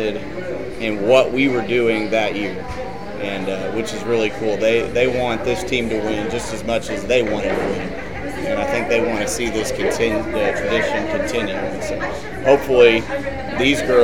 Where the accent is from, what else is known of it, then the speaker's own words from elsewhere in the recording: Hickory County, Missouri, United States; I grew up in Hickory County